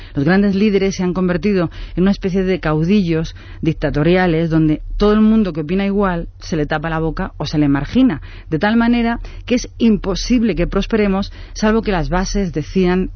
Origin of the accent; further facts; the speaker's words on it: Spain; nosotros somos los españoles